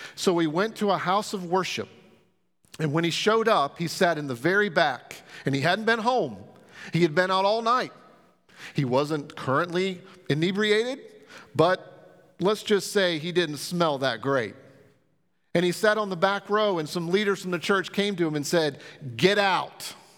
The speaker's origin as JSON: {"language": "English", "country": "United States", "said": "as American Christians and followers of Christ"}